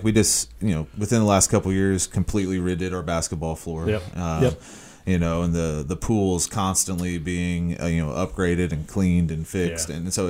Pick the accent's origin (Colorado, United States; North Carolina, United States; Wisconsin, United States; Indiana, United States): Indiana, United States; Indianapolis; growing up on the South Side, you know, I went to Southport